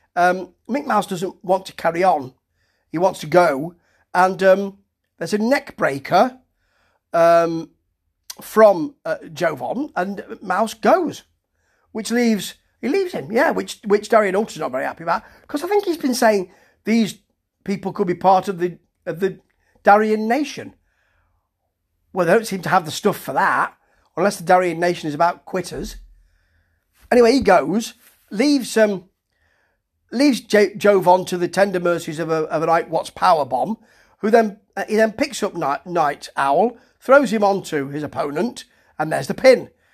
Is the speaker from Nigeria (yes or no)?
no; United Kingdom; me being a Brit